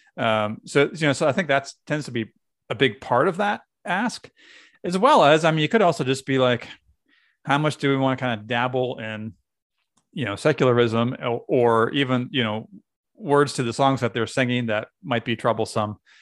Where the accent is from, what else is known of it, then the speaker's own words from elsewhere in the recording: New England, United States; now in Pennsylvania, United States; I'm from New England